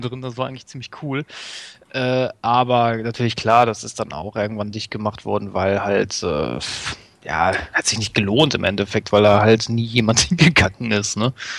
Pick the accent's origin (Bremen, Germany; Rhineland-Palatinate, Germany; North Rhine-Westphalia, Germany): North Rhine-Westphalia, Germany; Duisburg; now in Herten, Germany; meine Heimatstadt in Duisburg